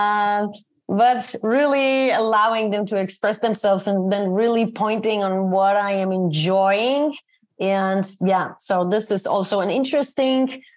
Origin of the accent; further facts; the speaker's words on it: Poland; moved away; my hometown. I moved out of here more than 30 years ago. It's a town in Poland